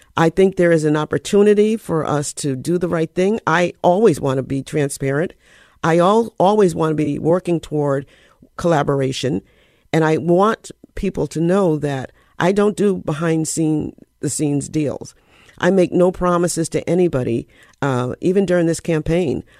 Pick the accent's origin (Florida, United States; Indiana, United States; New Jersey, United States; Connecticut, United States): Connecticut, United States; Bridgeport; I grew up on Washington Avenue. Um, it's called The Hollow